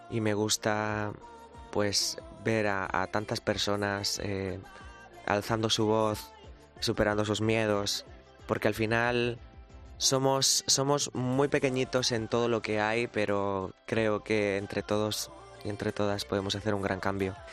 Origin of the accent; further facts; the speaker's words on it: Ricote, Region of Murcia, Spain; mi pueblo de Ricote, de mi, de mi, de mi Murcia querida.